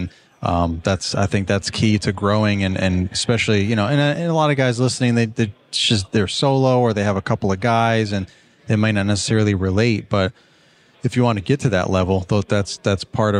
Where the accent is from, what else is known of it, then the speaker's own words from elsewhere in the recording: Virginia, United States; But I'm from Virginia